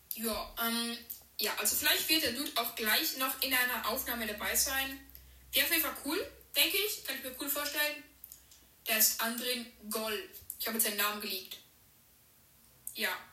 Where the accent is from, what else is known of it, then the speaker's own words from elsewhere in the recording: Switzerland; bin 13, komme aus der Schweiz